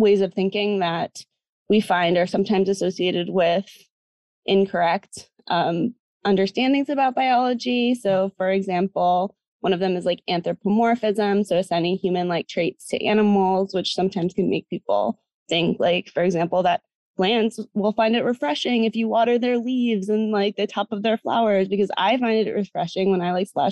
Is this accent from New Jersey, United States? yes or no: yes; New Jersey, United States; now in Massachusetts, United States; So I'm originally from the US. So I'm from New Jersey, not too far from where I am now, which is Massachusetts.